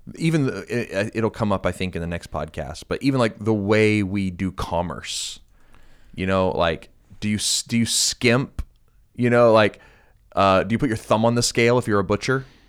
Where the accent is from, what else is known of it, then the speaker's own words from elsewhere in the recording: United States; being an American